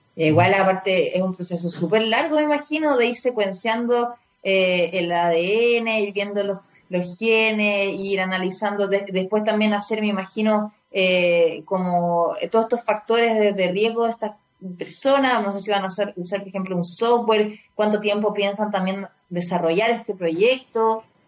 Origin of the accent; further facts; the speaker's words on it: Chile; ya soy chilena, ya han pasado ya tres generaciones